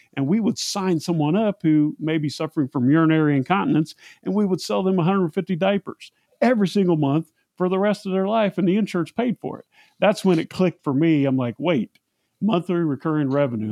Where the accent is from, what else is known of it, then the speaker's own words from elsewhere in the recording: Central Indiana, United States; I'm from Central Indiana. Just happened to be the exact same small town that Seth is from